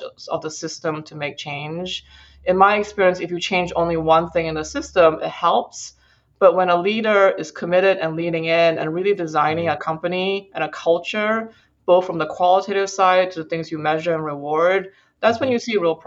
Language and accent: English; Singapore; now in United States; I grew up in Asia and I grew up in Singapore specifically